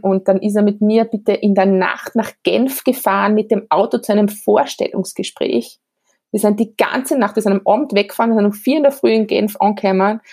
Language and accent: German; Graz, Styria, Austria; ich bin relativ modern in der Stadt Graz aufgewachsen